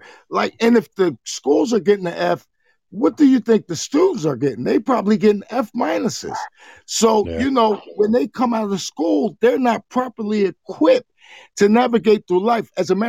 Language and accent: English; New Jersey, United States; now in Ohio, United States; I'm in Ohio. Now, understand, I'm from Jersey